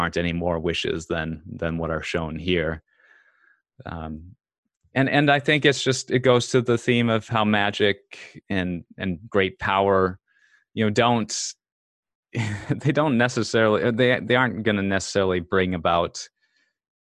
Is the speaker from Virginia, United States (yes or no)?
no; Bemidji, Minnesota, United States; now in Los Angeles, United States; That's where I moved to LA from, Bemidji, Minnesota. We actually grew up just outside of Bemidji, Jody